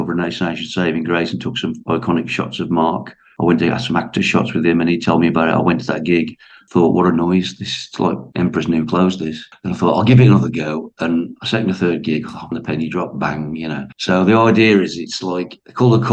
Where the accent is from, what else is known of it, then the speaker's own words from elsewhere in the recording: Wolverhampton, West Midlands, United Kingdom; moved away as an adult; now in Oldham, United Kingdom; I'm from Wolverhampton originally, but I live in Oldham now